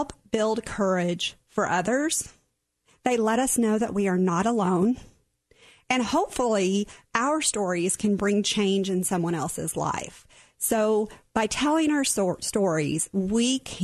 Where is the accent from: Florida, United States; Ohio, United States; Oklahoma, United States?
Oklahoma, United States; I was born and raised in Oklahoma